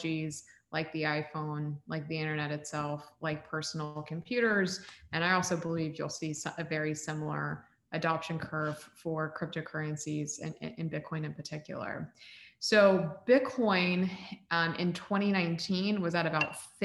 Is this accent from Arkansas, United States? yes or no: no; Central Florida, United States; also born or lived in Texas; I was born in Texas, but raised in Florida. And my entire family, all my community, everybody I'd ever known was from Central Florida